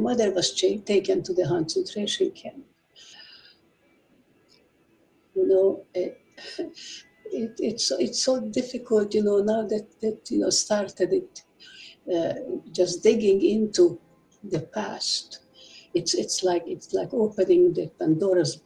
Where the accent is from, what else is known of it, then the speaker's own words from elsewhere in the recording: Budapest, Hungary; I was born in Budapest in 1932. I really had no problem growing up